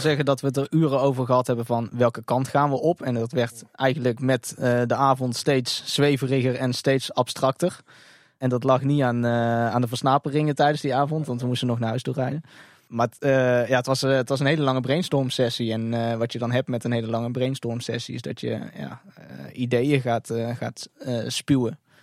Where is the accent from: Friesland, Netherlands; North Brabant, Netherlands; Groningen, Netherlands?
North Brabant, Netherlands; als Brabander in hart en nieren